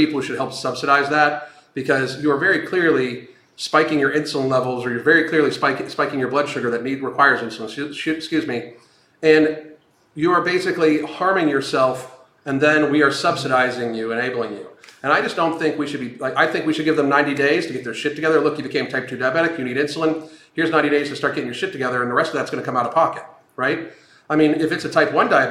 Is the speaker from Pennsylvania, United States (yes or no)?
yes; Pittsburgh, Pennsylvania, United States; I grew up in Pittsburgh, so the Pittsburgh Steelers were, like, literally ingrained into you.